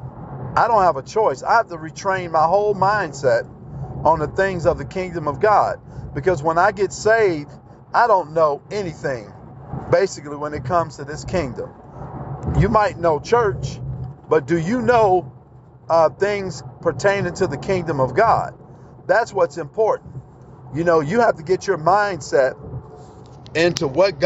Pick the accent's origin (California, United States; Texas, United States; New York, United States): Texas, United States; I'm from Texas